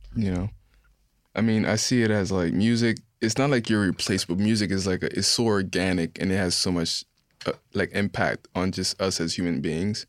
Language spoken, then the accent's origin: English; Orange, New Jersey, United States; also born or lived in Haiti; growing up in Orange